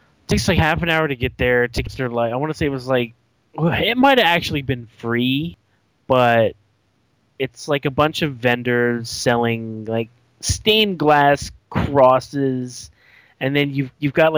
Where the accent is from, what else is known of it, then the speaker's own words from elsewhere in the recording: Northern Virginia, United States; moved away; growing up in Virginia